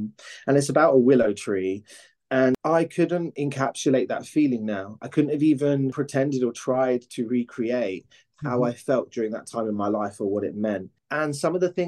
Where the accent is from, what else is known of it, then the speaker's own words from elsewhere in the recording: Cambridge, East of England, United Kingdom; now in London, United Kingdom; I grew up in Cambridge